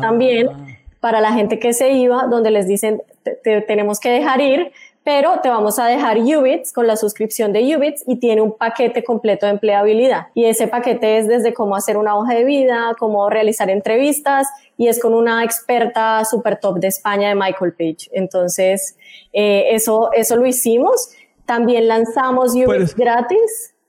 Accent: Bucaramanga, Santander, Colombia; moved away as an adult; also born or lived in Mexico City, Mexico; soy bumanguesa, soy de Colombia

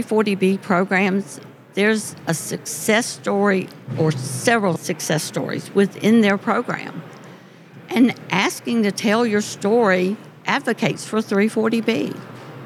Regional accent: Lincolnton, Georgia, United States; I am from Lincolnton

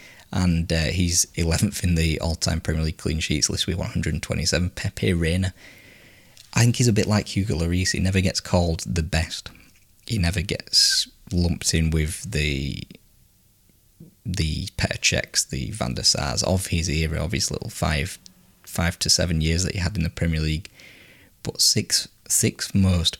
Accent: England, United Kingdom; I'm English

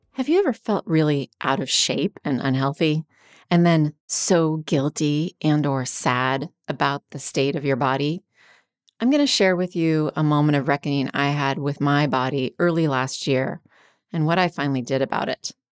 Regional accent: Washington, United States; when I was a kid growing up in Washington State

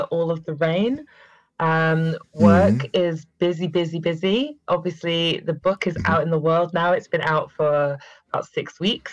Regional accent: Manchester, North West England, United Kingdom; accent: northern; moved away as an adult; also born or lived in Cheshire; now in London, United Kingdom; I'm originally from Manchester, which is where this northern accent comes from, even though I've now been in London for 9 years

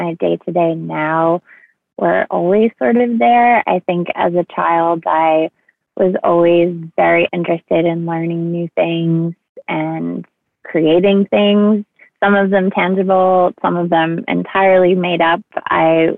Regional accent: East Bridgewater, Massachusetts, United States; I grew up in East Bridgewater, Massachusetts

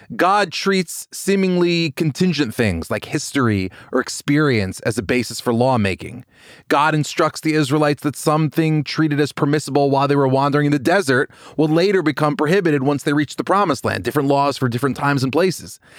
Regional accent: Long Island, New York, United States; I grew up in New York, I grew up in Long Island

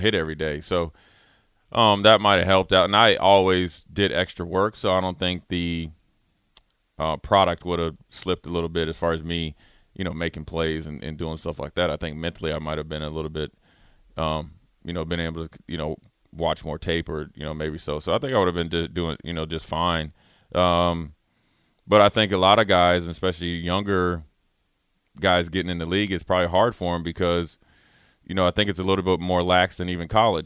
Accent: Minnesota, United States; I'm from Minnesota

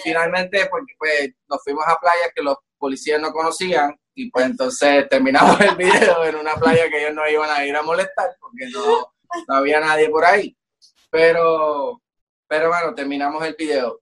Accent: Puerto Rico; como latino, como boricua

